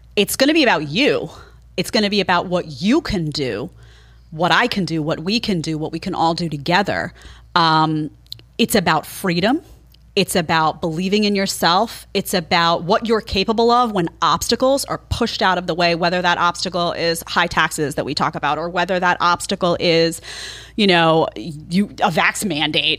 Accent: New York City, New York, United States; also born or lived in Brooklyn, New York / Manhattan, New York; I grew up in Staten Island

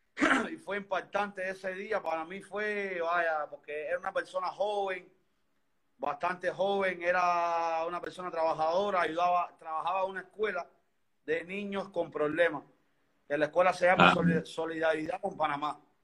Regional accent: Havana, Cuba; Soy aquí de Cuba, soy de Cuba, vivo en El Vedado, Habana, en La Habana

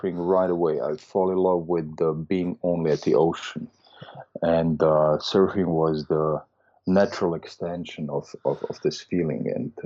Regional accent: Vienna, Austria; I'm from Austria. I'm originally from Vienna

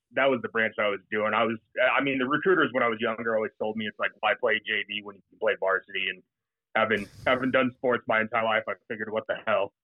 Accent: Fort Collins, Colorado, United States; also born or lived in Worcester, England; I was born and raised up in Fort Collins, Colorado, for the most part

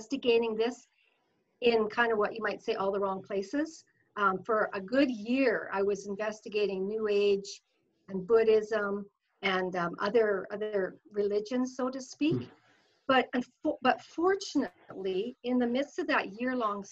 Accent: Fort Saskatchewan, Alberta, Canada; now in Sherwood Park, Canada; I grew up in Fort Saskatchewan. I lived there, you know, as my growing years

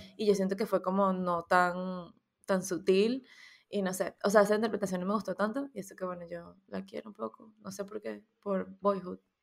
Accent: Venezuela; now in Spain; nosotros como, como diáspora venezolana

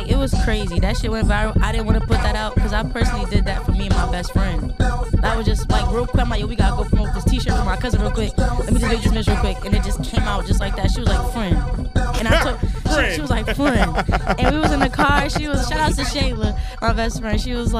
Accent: New Jersey, United States; girl, we are from New Jersey.

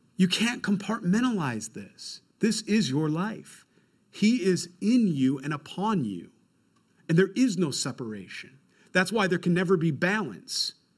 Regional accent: Rochester, New York, United States; I'm from Rochester, New York

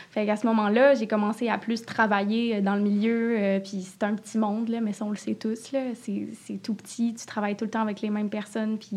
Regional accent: Quebec City, Quebec, Canada; Oui, moi, je viens de Québec. Québec!

